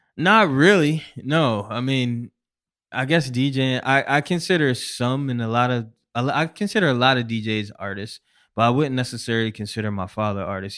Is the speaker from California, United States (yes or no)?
no; Syracuse, New York, United States; now in New York City, United States; I'm originally from Syracuse, New York